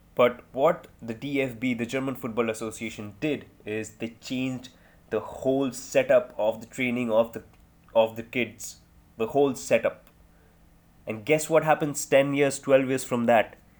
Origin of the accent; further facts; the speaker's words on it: India; I'm an Indian